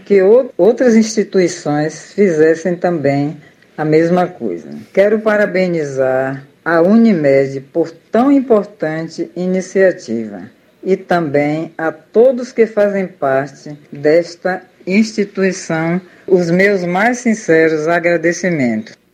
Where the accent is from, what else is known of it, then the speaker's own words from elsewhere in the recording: Salvador, Bahia, Brazil; sou de Salvador, moro no bairro do Cabula.